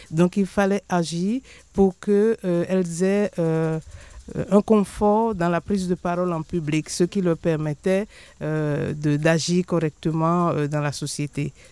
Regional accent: Benin; je viens du Bénin. Euh, on a commencé les dialogues en humanité depuis 2014. Et je viens d'une ville où il y a trois religions qui se côtoient

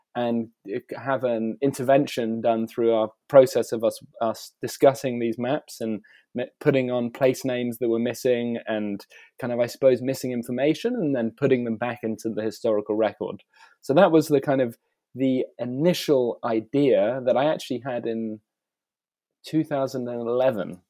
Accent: United Kingdom; moved away as an adult; also born or lived in Italy / South Africa / Australia; I'm a British artist who um, I've spent most of the uh, last, I guess, 15 years outside of the UK

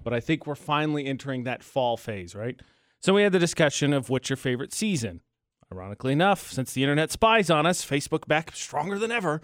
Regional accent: Indiana, United States; moved away as an adult; now in Utah, United States; I've got an Indiana area code

